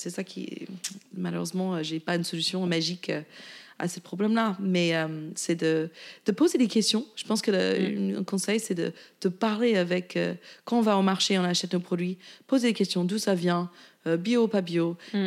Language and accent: French; Virginia, United States; French is a second language; moved away as an adult; also born or lived in La Rochelle, France; now in Paris, France; j'ai grandi en Virginie, côté Est